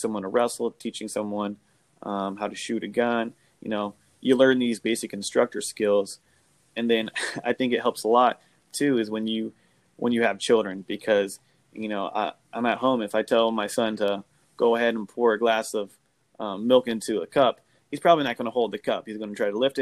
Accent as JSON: {"language": "English", "town": "Portland", "region": "Oregon", "country": "United States", "moved": "yes", "lives_now": "Niceville, United States", "said": "I'm from Portland, Oregon."}